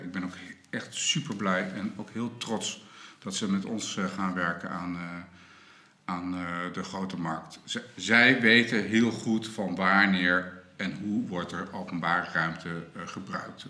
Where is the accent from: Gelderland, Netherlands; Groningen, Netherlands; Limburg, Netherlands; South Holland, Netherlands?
Groningen, Netherlands; wij als Groningers